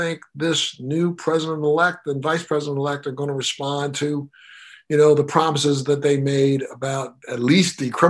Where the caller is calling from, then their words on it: Miami, Florida, United States; I'm calling you from, I'm zooming in from Miami, Florida.